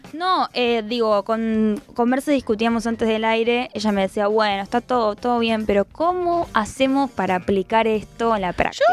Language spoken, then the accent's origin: Spanish; Argentina; nuestro país